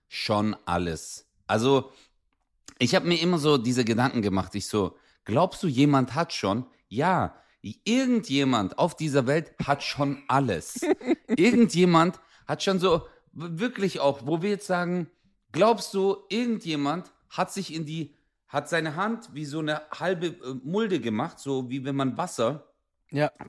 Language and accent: German; Turkey; Guck mal, ich, ich bin Türke.